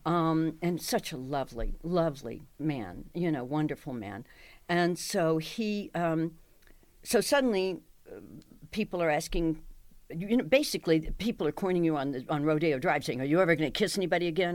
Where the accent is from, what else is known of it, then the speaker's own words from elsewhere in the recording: Dallas, Texas, United States; I'm from Dallas